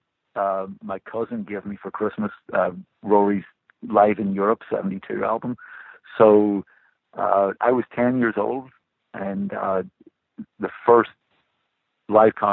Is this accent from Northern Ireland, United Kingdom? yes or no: yes; Belfast, Northern Ireland, United Kingdom; I grew up in Belfast in the 1970s